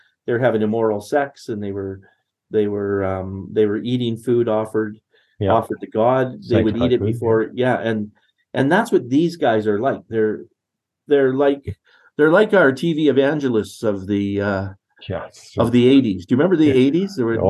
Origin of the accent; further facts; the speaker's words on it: Netherlands; now in Canada; I'm from Holland. My parents are Dutch, right?